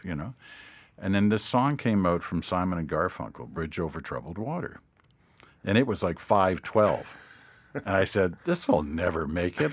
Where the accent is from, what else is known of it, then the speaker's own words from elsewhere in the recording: Ottawa, Ontario, Canada; growing up in Ottawa with my sister and brother and my parents